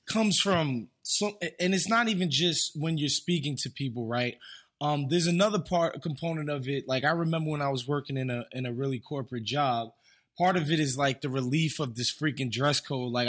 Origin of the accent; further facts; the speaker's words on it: New York, United States; growing up in New York